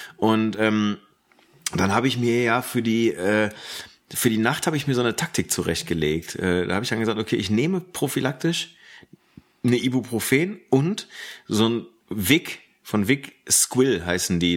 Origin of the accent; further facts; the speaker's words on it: Ruhr area, North Rhine-Westphalia, Germany; Bei uns im Ruhrgebiet